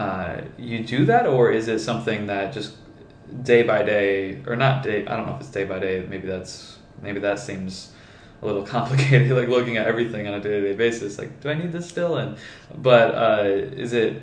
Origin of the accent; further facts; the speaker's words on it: Michigan, United States; I'm from Michigan, so it's cold